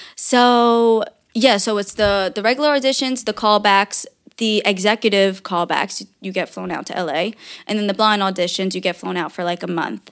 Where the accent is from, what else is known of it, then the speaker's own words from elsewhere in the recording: New York, United States; now in New Jersey, United States; I was born in New York. My family was born in New York, but, um, my dad was from Germany